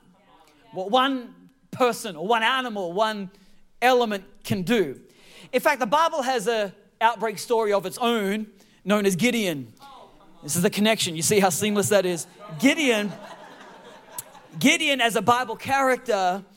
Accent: Australia; also born or lived in San Francisco Bay Area, United States; now in United States; I was born in Australia

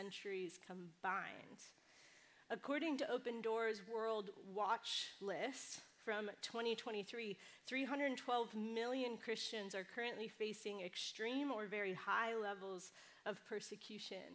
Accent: California, United States; now in New York City, United States; I come from the West Coast. I grew up in California, but I love living in New York City

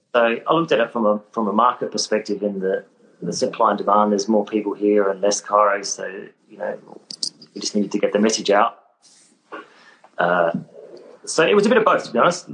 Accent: Adelaide, South Australia, Australia; moved away as an adult; also born or lived in Sydney; I was born in Adelaide. I'm South Australian. Uh, grew up in Adelaide

